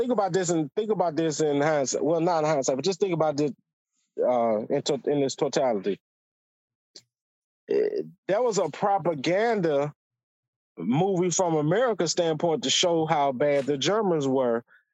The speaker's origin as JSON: {"language": "English", "country": "United States", "said": "I'm just American, dog. Like, I'm a historian, like me."}